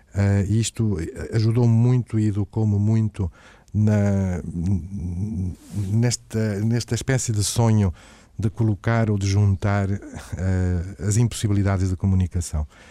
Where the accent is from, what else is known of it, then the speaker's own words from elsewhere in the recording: Matosinhos, Norte, Portugal; eu sou natural de Matosinhos